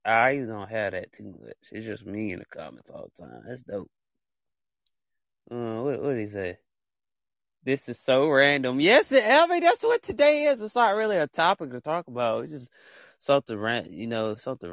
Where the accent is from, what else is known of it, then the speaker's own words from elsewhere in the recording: Alabama, United States; a little state called Alabama has basically where I'm from, the United States